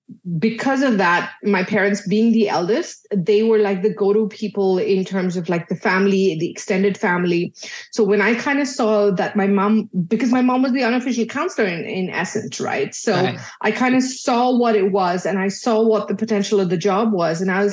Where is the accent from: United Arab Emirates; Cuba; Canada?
United Arab Emirates; Dubai; so I was born and brought up in Dubai, but I'm originally Indian. So my parents are Indian